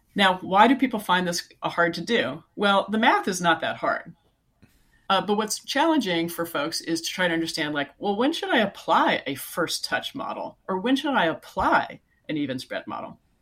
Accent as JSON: {"language": "English", "area": "Silicon Valley", "region": "California", "country": "United States", "tie": "born or raised there", "said": "I live in California, so I grew up in Silicon Valley"}